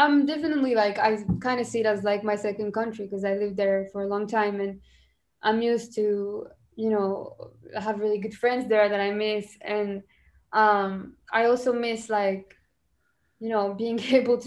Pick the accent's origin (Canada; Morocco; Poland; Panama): Morocco; first language French; English is a second language; now in United States; I'm Moroccan. I grew up here, but I spoke so like pretty much French my whole life